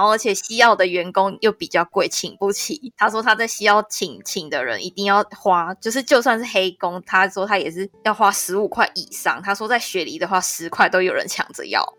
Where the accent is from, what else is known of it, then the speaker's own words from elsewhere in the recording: Taiwan; also born or lived in Western Australia; 我是台湾人